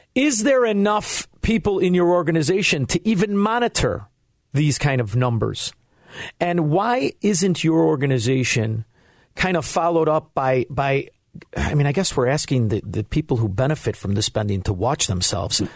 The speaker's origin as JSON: {"language": "English", "town": "Chicago", "region": "Illinois", "country": "United States", "said": "I'm from Chicago"}